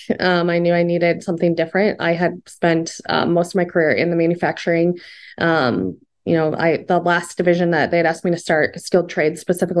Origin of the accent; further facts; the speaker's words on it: Fort Dodge, Iowa, United States; also born or lived in Arizona; now in Des Moines, United States; born and raised in Iowa. So I'm actually from Fort Dodge, but I've lived in Des Moines now for 12, 13 years